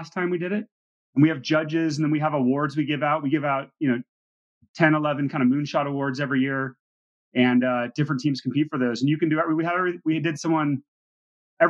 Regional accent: Seattle, Washington, United States; my background is, I grew up in Seattle

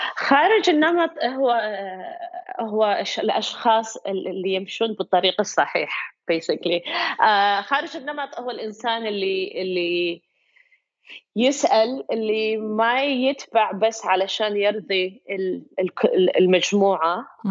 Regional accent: Kuwait; moved away as an adult; now in United States; عندك اكسنت انا من الكويت

